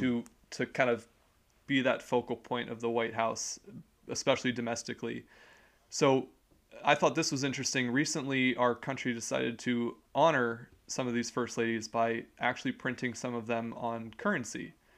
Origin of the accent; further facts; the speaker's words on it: United States; we are American citizens